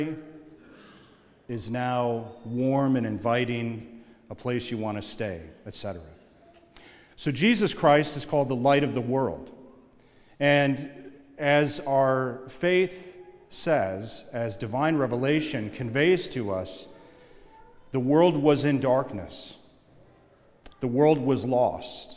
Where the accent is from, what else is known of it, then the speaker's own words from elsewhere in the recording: Oshkosh, Wisconsin, United States; growing up in Oshkosh, Wisconsin, just like most places in the Midwest, we had a basement